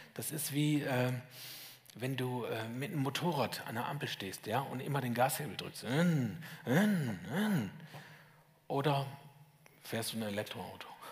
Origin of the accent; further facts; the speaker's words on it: Lower Saxony, Germany; moved away as an adult; now in Schwäbisch Hall, Germany; Ich komme aus Sachsen, aus Niedersachsen, um genau zu sein.